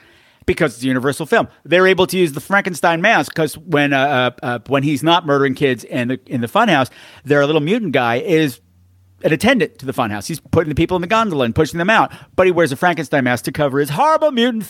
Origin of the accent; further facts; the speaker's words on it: Canada; And because I'm from Canada and this is how we talk.